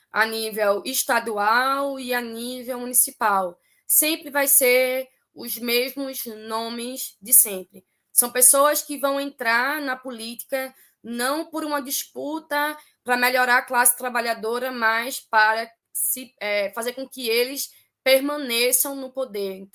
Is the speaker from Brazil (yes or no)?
yes; Northeast Region, Brazil; as pessoas tentando tirar a legitimidade do meu trabalho porque eu sou nordestina